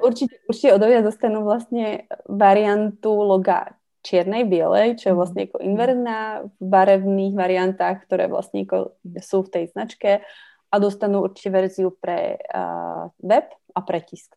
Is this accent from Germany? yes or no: no; Slovakia; moved away as an adult; also born or lived in Czech Republic (born) / Havířov / Karviná; now in Czech Republic; A do nějaké doby v dětstve jsem prepínala, to znamená vlastně u české babičky český, na Slovensku slovenský.